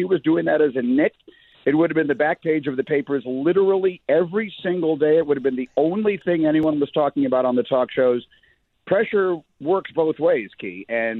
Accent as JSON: {"language": "English", "region": "New York", "country": "United States", "said": "So, I mean, I am from New York, and I've been around that market and that media pretty much my entire life."}